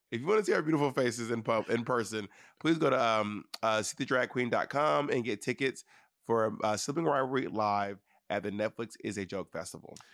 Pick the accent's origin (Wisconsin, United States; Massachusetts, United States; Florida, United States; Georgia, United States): Georgia, United States; Atlanta; moved away; also born or lived in New York City, United States / Alabama, United States; I am from Atlanta, and I am a New Yorker.